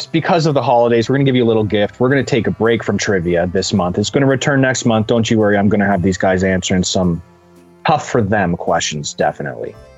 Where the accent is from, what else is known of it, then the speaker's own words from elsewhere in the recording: Canada; as a Canadian